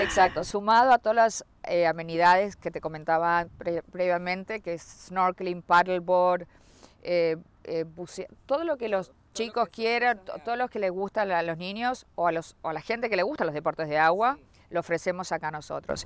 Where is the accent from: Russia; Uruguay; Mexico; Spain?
Uruguay; moved away as an adult; also born or lived in Aventura, Florida; now in North Miami, United States; Yo soy de Uruguay, me vine a vivir acá y desde el 2002